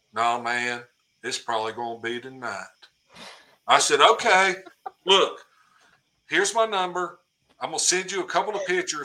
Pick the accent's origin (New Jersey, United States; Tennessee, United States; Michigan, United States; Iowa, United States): Tennessee, United States; Cookeville; in my hometown